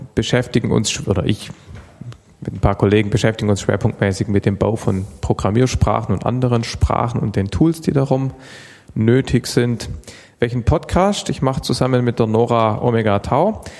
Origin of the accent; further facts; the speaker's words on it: Stuttgart, Baden-Württemberg, Germany; also born or lived in Heidenheim; Ich komme aus Stuttgart, Baden-Württemberg, bin aber geboren in Heidenheim auf der Schwäbischen Alb.